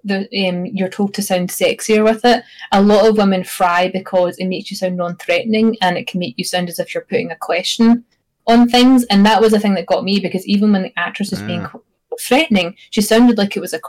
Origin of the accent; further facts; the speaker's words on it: Scotland, United Kingdom; accent: Scots; now in St. Paul, United States; my actual Scots accent